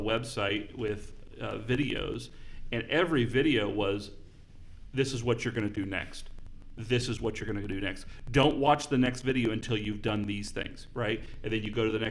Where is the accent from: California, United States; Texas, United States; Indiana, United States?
Indiana, United States; I grew up in Indiana, so I know Indiana